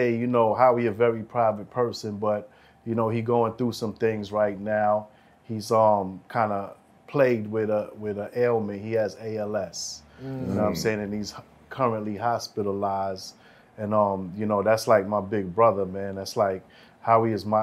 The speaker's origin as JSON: {"language": "English", "town": "New York City", "region": "New York", "country": "United States", "said": "I'm from Church and 31st"}